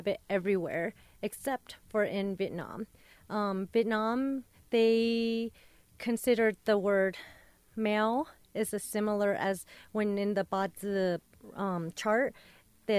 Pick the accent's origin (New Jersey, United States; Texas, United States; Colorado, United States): Colorado, United States; Denver; I grew up in Westwood